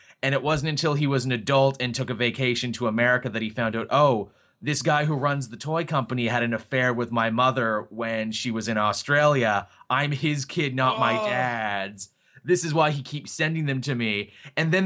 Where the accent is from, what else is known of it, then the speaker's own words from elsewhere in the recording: Scotland, United Kingdom; as a Scottish man myself